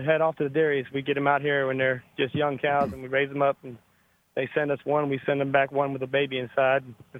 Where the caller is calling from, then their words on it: Leesburg, Georgia, United States; Leesburg, just outside of Albany.